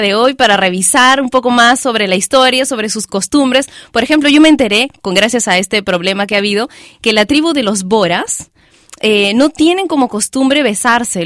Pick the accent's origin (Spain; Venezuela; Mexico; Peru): Peru; mi país, Perú